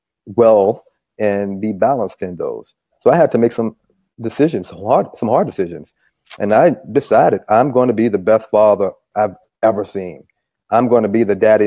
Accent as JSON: {"language": "English", "town": "Charlottesville", "region": "Virginia", "country": "United States", "tie": "born or raised there", "moved": "as an adult", "said": "I'm from Charlottesville, Virginia, and I grew up there"}